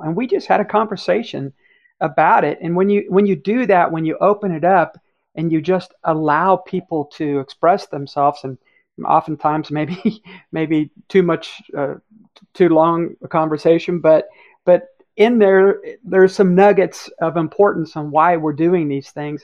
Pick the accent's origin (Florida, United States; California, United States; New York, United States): Florida, United States; Cocoa Beach; I grew up in Cocoa Beach, Florida